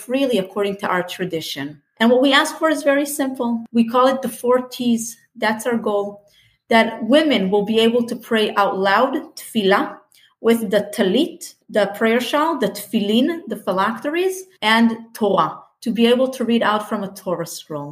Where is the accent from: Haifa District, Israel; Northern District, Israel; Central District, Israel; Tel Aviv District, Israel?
Northern District, Israel; Safed; I grew up in Tzfat, the mystical city up north